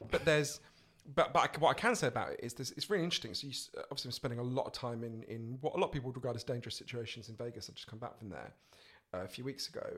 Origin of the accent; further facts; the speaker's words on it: England, United Kingdom; an Englishman in New York.